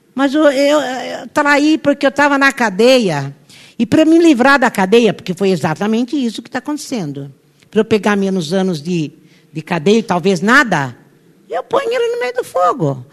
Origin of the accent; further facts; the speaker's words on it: Brazil; nós nascemos no Brasil